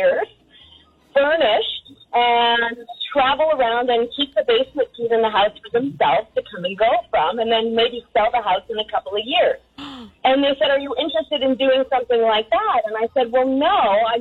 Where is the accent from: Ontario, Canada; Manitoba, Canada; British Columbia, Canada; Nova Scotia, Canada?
British Columbia, Canada; Victoria; So I grew up in Gordon Head